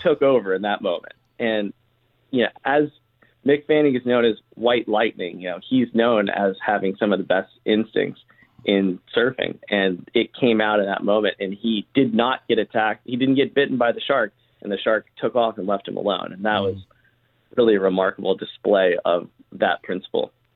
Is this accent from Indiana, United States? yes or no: no; Charleston, South Carolina, United States; I grew up in Charleston, South Carolina